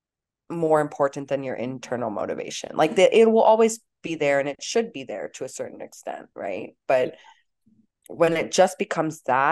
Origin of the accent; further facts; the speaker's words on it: Los Angeles, California, United States; I grew up in LA, so I grew up around this culture